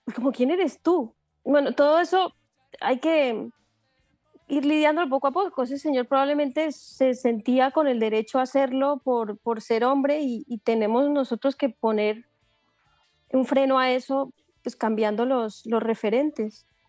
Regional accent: Colombia; now in Barcelona, Spain; Yo también vengo, vengo, de Colombia, yo, o sea, yo vengo de Colombia que es una sociedad bastante machista

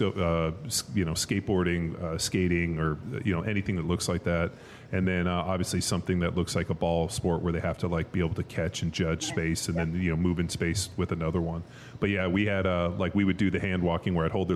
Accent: Southern California, United States; I grew up in Southern California, like we grew up in a pool and went to the beach all the time

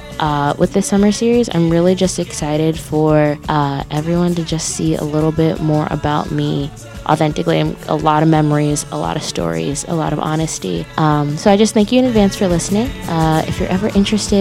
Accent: Aurora, Illinois, United States; now in Des Moines, United States; my hometown's somewhere very special to me. It's somewhere I don't get to go very often, so I'm recording from my basement in Aurora, Illinois

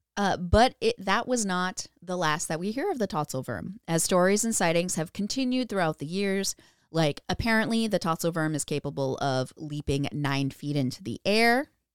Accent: Minnesota, United States; we're from Minnesota

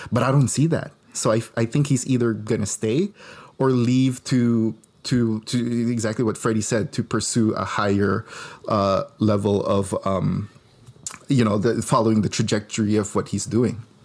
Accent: Philippines; moved away; I grew up in the Philippines

